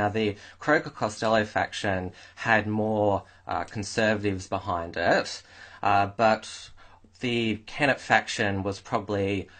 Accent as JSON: {"language": "English", "region": "Victoria", "country": "Australia", "said": "I'm from Victoria, so I'm quite familiar with our state politics"}